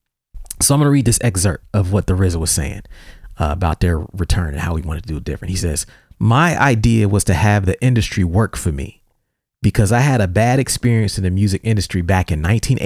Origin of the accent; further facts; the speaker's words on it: New York, United States; And I'm from New York, and we not like that, know what I mean? We can't dance a leg, yo.